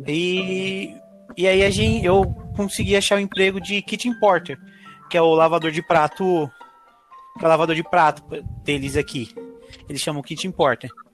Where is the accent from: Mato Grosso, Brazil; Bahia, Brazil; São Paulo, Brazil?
Mato Grosso, Brazil; Cuiabá; moved away as an adult; now in Ireland; sou do Mato Grosso, Cuiabá. Eu vim para a Irlanda há uns três anos atrás